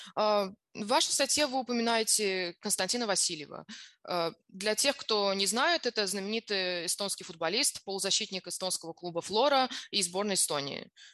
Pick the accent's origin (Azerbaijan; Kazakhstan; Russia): Azerbaijan; я сама из Азербайджана